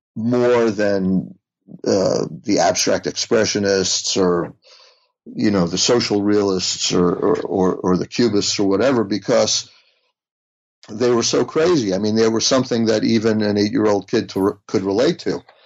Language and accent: English; United States; growing up outside of New York